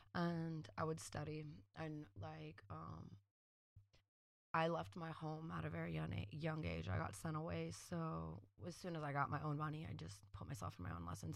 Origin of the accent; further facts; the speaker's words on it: San Francisco, California, United States; also born or lived in Oakland / San Diego; growing up in San Francisco